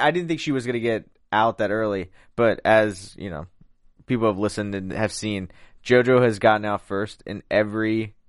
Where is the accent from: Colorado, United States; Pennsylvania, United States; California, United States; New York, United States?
Pennsylvania, United States; Philadelphia; accent: Philly; I'm from Philly, so I got that accent.